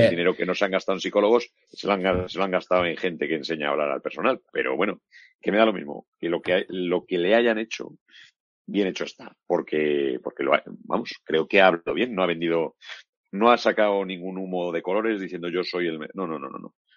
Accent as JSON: {"language": "Spanish", "town": "Valladolid", "region": "Castile and León", "country": "Spain", "said": "yo soy de Valladolid"}